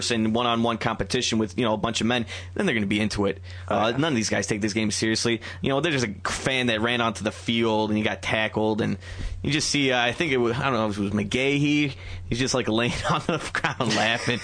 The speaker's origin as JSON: {"language": "English", "town": "Detroit", "region": "Michigan", "country": "United States", "tie": "born or raised there", "moved": "yes", "said": "Grew up in Detroit"}